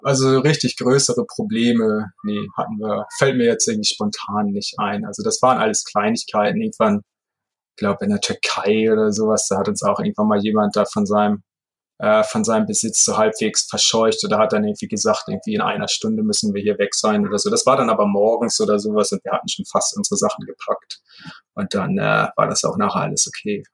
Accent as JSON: {"language": "German", "town": "Heide", "region": "Schleswig-Holstein", "country": "Germany", "tie": "born or raised there", "also_born_or_lived": "Hamburg", "said": "in meiner Geburtsstadt, in Heide, in Schleswig-Holstein"}